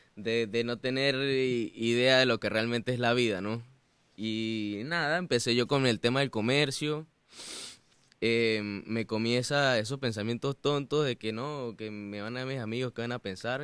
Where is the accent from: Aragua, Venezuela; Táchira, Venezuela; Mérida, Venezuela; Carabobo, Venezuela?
Mérida, Venezuela; moved away as an adult; now in United States; Yo soy de Venezuela, en una ciudad mm, hermosa que se llama Mérida. Y, mm, bueno, famosamente los gochos, ¿no? Somos gochos, los gochos